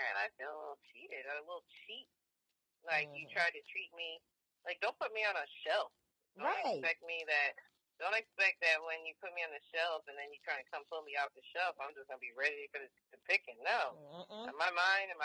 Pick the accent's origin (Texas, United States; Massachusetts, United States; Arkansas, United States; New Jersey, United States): New Jersey, United States; I'm from Jersey